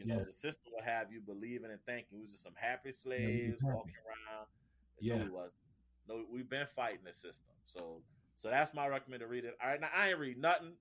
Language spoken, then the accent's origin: English; New Orleans, Louisiana, United States; I'm from New Orleans